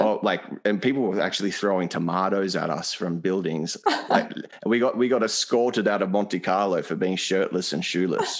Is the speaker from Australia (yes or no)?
yes; Australia; an Australian, a European Australian